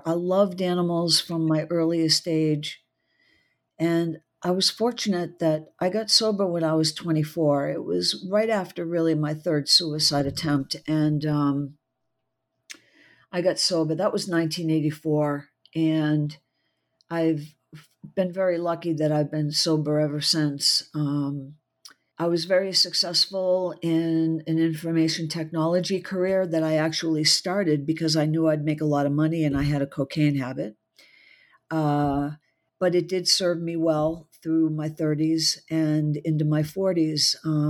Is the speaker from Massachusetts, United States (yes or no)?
yes; Massachusetts, United States; born there; Well, I was born just outside of Boston, so I'm a Yankee through and through